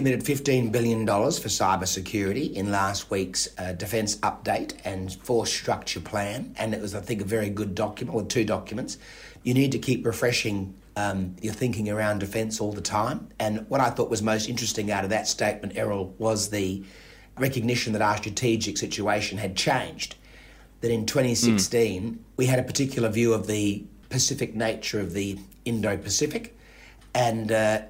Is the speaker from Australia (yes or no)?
yes; Adelaide, South Australia, Australia; accent: Adelaide; my particular Adelaide accent